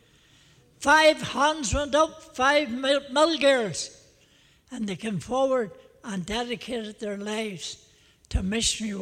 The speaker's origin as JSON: {"language": "English", "town": "Belfast", "region": "Northern Ireland", "country": "United Kingdom", "tie": "born or raised there", "said": "a wee Belfast boy"}